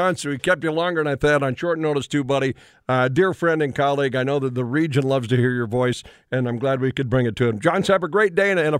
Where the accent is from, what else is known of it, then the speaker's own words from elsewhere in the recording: Williston, North Dakota, United States; I'm from Williston, North Dakota, and I've been through a couple of different oil booms